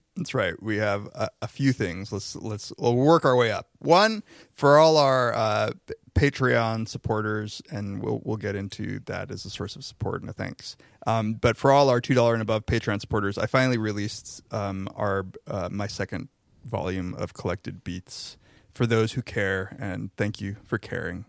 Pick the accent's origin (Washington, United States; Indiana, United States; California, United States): California, United States; Riverside; I'm from Riverside